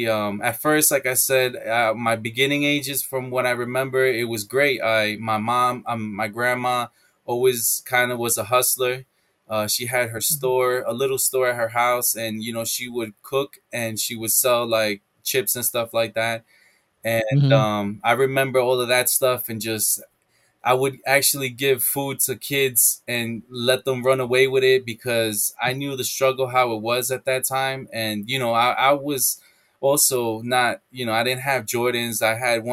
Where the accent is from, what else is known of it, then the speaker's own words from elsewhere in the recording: New York City, New York, United States; also born or lived in El Salvador; I was born in Queens, Jamaica Hospital.